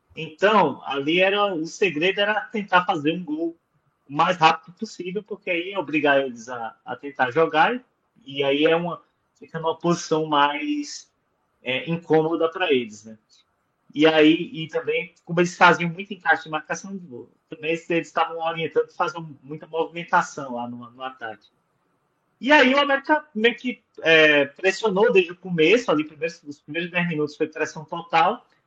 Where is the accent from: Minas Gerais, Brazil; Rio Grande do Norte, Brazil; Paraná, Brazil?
Rio Grande do Norte, Brazil; Caicó; moved away; minha terra lá em Caicó